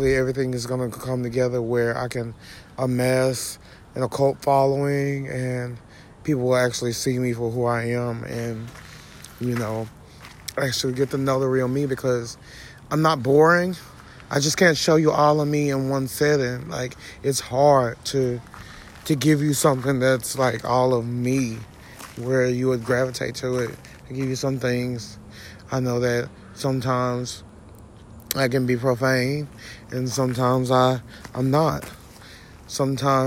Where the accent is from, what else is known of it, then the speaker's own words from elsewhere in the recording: Jasper, Texas, United States; also born or lived in Houston, Texas; now in Cleveland, United States; I'm originally from Jasper, Texas